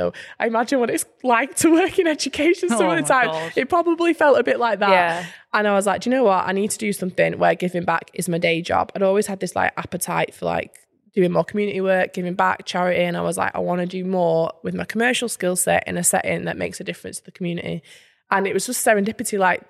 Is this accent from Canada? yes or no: no; South West England, United Kingdom; So I grew up in Somerset, went to uni in Newcastle to Northumbria University.